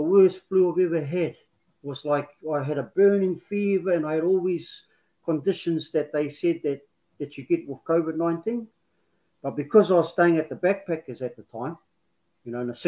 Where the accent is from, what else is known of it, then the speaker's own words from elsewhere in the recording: Māmari Beach, near Dargaville, Northland, New Zealand; I come from Māmari Beach, just past Dargaville.